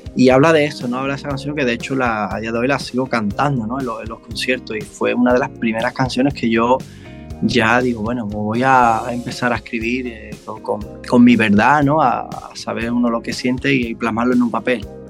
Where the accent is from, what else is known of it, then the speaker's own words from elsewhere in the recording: Mairena, Andalusia, Spain; aquí, de mi pueblo de Mairena